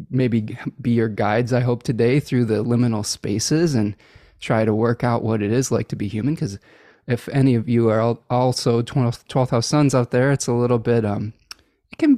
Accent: Oak Park, Illinois, United States; born in Oak Park.

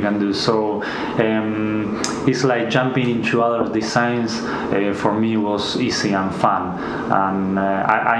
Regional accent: Buenos Aires, Argentina; English is a second language; moved away as an adult; now in Queenstown, New Zealand; we come from Argentina. We both studied there in Buenos Aires, 1 hour from the CBD

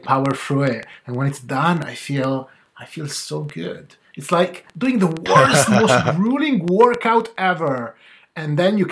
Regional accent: Italy; in my hometown

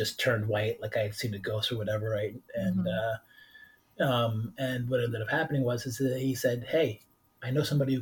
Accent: Monsey, New York, United States; I grew up in Muncie, New York, which was at the time was the largest Hasidim in the world

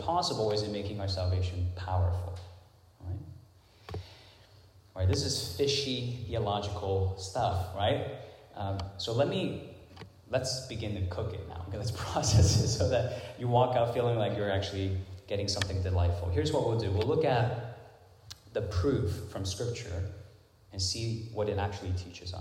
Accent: Hong Kong; moved away; when I was growing up in Hong Kong

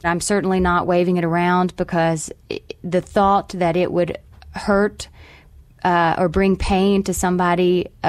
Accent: Mullins, West Virginia, United States; I'm proud to say that I grew up in Mullins, West Virginia. It was a great place to grow up in a great community

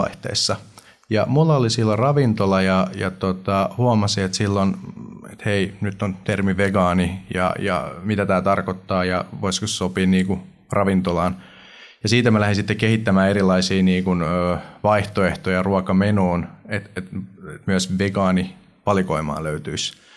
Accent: Finland

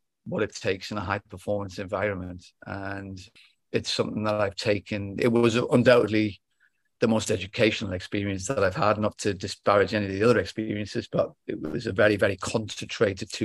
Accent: England, United Kingdom; also born or lived in Palo Alto; now in Worcester, United States; as an Englishman

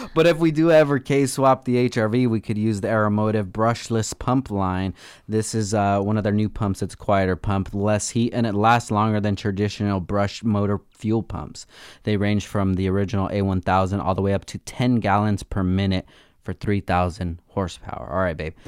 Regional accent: United States; I'm an American

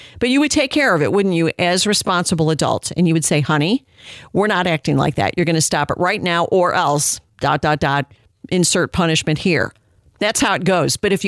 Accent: Illinois, United States; Illinois, my home state

